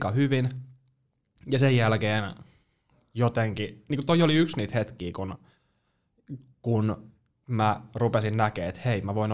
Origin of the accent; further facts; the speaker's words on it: Joensuu, North Karelia, Finland; mä oon Joensuusta.